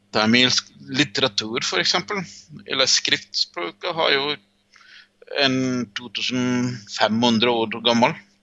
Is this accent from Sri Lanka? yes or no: yes; Jaffna Peninsula, Northern Province, Sri Lanka; Norwegian is a second language; now in Drammen, Norway; Jeg er en tamil fra Sri Lanka. Så, um, I Sri Lanka kommer jeg fra um, Jefma-halvøya. Jeg kommer egentlig fra en liten landsby i Jefma-halvøya.